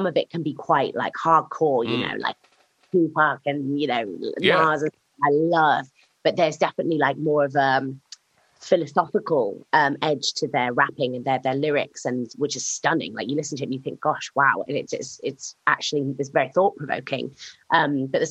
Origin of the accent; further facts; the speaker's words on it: Sheffield, Yorkshire and the Humber, United Kingdom; moved away; also born or lived in Lincoln; I spent a lot of time growing up in Sheffield